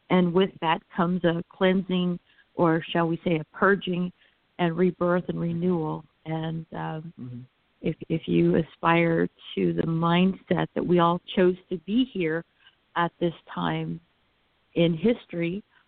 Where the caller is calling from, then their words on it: Central Florida, United States; I'm calling from Central Florida.